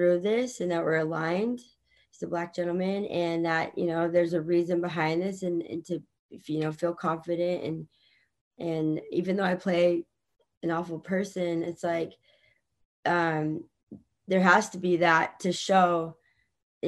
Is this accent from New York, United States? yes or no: no; Virginia, United States; moved away; I was born in Virginia